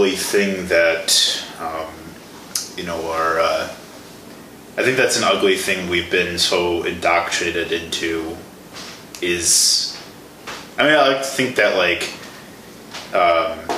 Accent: Chicago, Illinois, United States; moved away as an adult; also born or lived in Milwaukee, Wisconsin; The Chicago area. Okay. South suburbs of Chicago.

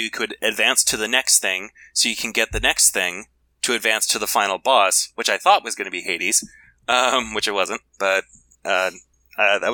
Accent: eastern United States, East Coast, United States

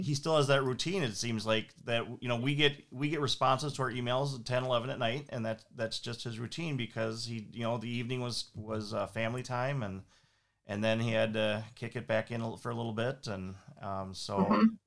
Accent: Saint Paul, Minnesota, United States; I had the advantage of growing up here, and so I grew up in St. Paul

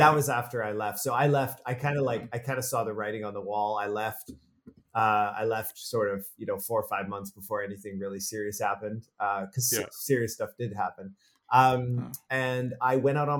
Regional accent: Canada; I'm from Canada.

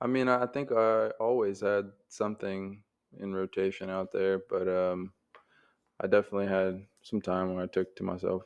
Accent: Jacksonville, Florida, United States; also born or lived in Dahlonega, Georgia / Cleveland, Georgia; I was born here, but I was born like over in San Marco.

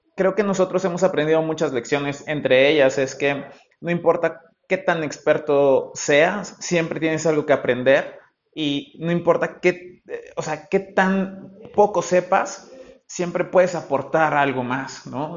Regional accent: Mexico; nosotros que, venimos de México

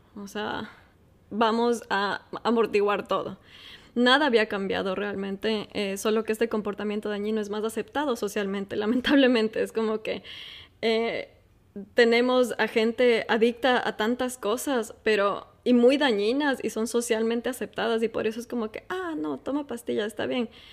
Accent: Ecuador; moved away as an adult; now in Qatar; soy ecuatoriana

